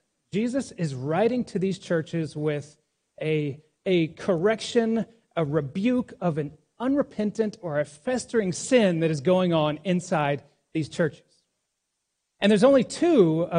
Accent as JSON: {"language": "English", "region": "Texas", "country": "United States", "tie": "born or raised there", "also_born_or_lived": "New Orleans, Louisiana", "moved": "as an adult", "lives_now": "New York City, United States", "said": "I was born in New Orleans, raised in Texas, and I've been living in New York City for about the past 20 years"}